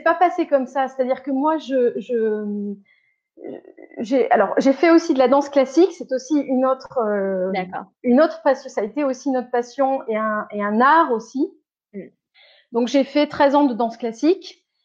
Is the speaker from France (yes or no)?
yes; Bordeaux, Nouvelle-Aquitaine, France; first language French; moved away as an adult; also born or lived in Caen, Calvados, Normandy; now in Zurich, Switzerland; quand j'ai eu sept ans, ils ont déménagé sur Bordeaux et moi, quand je, quand je vais à l'étranger ou quand je rencontre des gens, je dis que je suis bordelaise. Enfin, voilà, j'ai grandi à Bordeaux